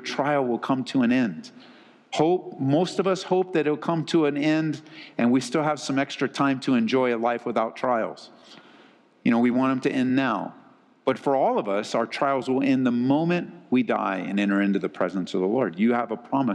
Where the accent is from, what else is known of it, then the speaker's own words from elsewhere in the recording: Southern California, United States; moved away as an adult; now in Colorado, United States; I grew up in Southern Cal. It's sunny all the time.